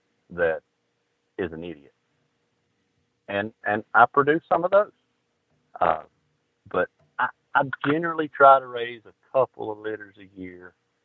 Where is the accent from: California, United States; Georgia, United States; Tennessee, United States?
Georgia, United States; I'm from Georgia.